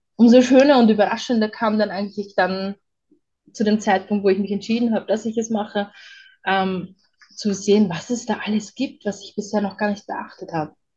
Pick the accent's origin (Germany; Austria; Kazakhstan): Austria; Vienna; ich bin ja aus Wien und bei uns ist es das so